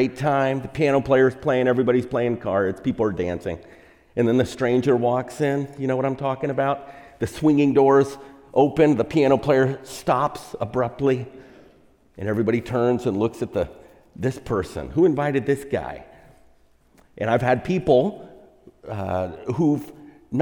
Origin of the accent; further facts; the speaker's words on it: Texas, United States; now in California, United States; I'm from Texas, and so that's the Bible Belt